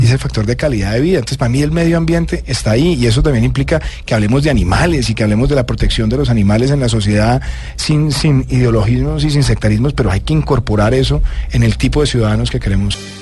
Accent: Bogotá, Bogotá Capital District, Colombia; also born or lived in Medellín, Colombia; me vine a Bogotá prácticamente seis meses antes de que mis papás llegaran de Medellín

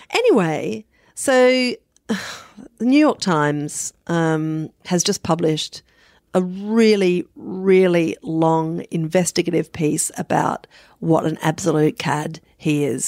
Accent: Adelaide, South Australia, Australia; I'm forty-six and I grew up in South Australia, um, in the seventies and eighties

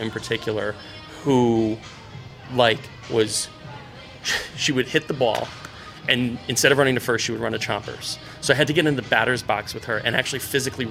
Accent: Hartford, Connecticut, United States; I'm from Hartford, and I very consciously elected to come back to home

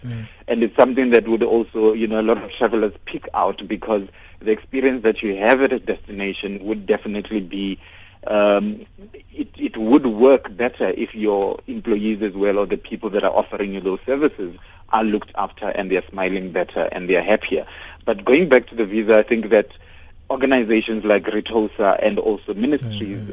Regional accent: South Africa; I'm an African and I'm a South African

